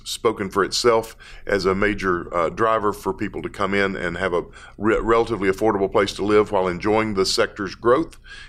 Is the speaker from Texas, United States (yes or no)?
yes; Dallas, Texas, United States; I'm from Dallas